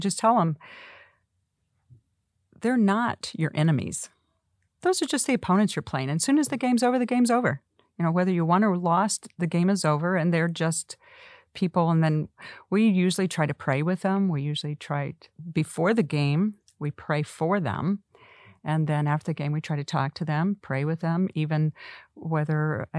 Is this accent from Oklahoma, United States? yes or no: yes; Oklahoma, United States; we're I'm from Oklahoma.